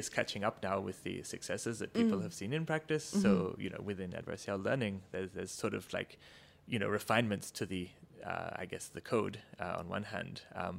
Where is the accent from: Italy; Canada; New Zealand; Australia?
Australia; also born or lived in Canberra, Australia / Cambridge, United Kingdom; I'm actually, my accent notwithstanding, Australian originally. So I did my undergrad in physics and in engineering at the Australian National University in Canberra.